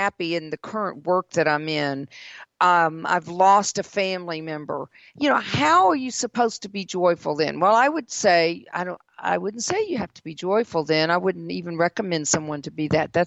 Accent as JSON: {"language": "English", "region": "the South", "country": "United States", "tie": "born or raised there", "also_born_or_lived": "Mississippi / South Carolina / Georgia", "said": "living in the South all of my life"}